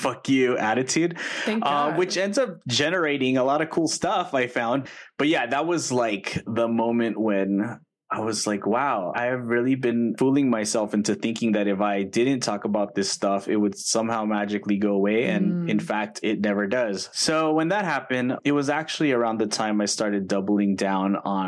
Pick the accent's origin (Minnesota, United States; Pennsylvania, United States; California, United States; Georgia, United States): California, United States; Los Angeles; I grew up in Eagle Rock, which is in Northeast Los Angeles, kindergarten through eighth grade